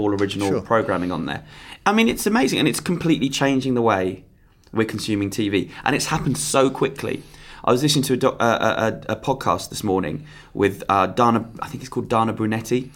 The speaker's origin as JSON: {"language": "English", "town": "Croydon", "region": "London", "country": "United Kingdom", "said": "I'm from Croydon."}